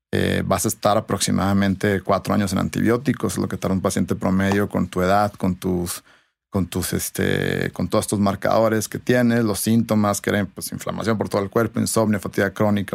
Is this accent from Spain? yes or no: no; Sonora, Mexico; now in Mexico City, Mexico; yo soy de Sonora